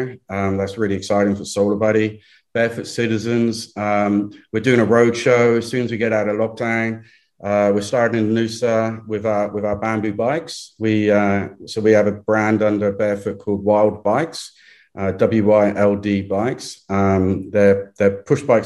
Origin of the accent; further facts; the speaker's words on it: England, United Kingdom; moved away; I'm too English